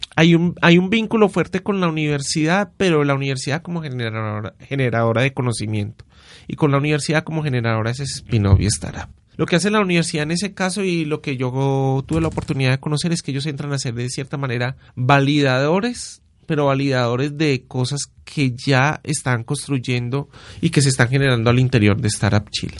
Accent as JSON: {"language": "Spanish", "area": "Paisa", "region": "Antioquia", "country": "Colombia", "said": "lo que somos los paisas"}